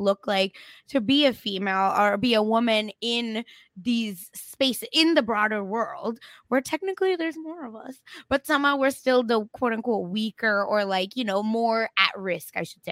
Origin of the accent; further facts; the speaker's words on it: India; moved away; I grew up in India